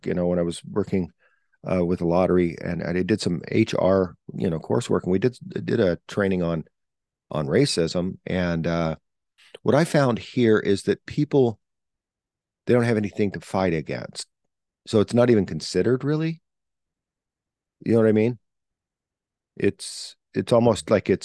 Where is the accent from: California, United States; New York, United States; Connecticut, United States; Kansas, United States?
California, United States; places where I grew up in California